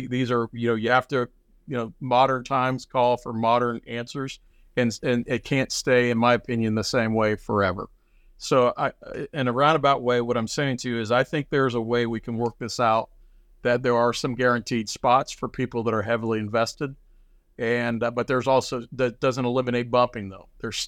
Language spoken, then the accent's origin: English; Midwest, United States; I put a lot of it to kind of how we were raised in the Midwest, or the work mentality.